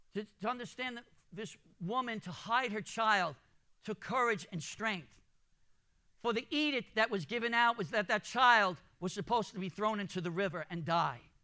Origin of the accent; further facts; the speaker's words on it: New York City, New York, United States; also born or lived in Jamaica, Queens, New York; I grew up in Brooklyn. I, um, I was born in Jamaica, Queens.